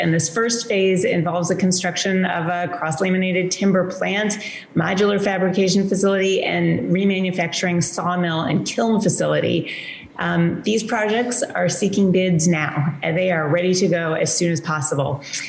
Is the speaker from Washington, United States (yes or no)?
yes; Washington, United States; that is crucial to my home state of Washington.